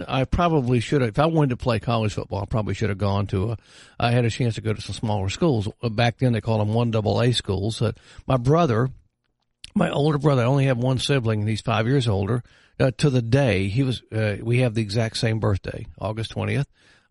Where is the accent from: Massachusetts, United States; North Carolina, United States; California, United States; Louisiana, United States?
North Carolina, United States; Hickory; Yeah, I grew up in Hickory, right outside of Hickory, and Newton, actually.